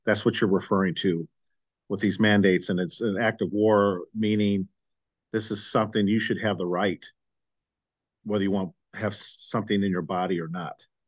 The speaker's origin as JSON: {"language": "English", "region": "Midwest", "country": "United States", "tie": "born or raised there", "said": "I grew up in the Midwest"}